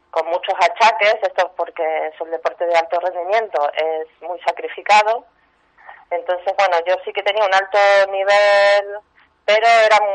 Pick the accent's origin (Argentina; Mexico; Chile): Argentina; Soy argentina, pero mis abuelos vienen de Odessa, Ucrania.